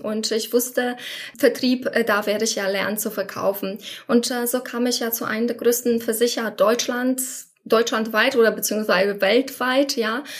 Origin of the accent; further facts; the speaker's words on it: Poland; German is a second language; moved away as an adult; now in Germany; Ich komme ursprünglich aus Polen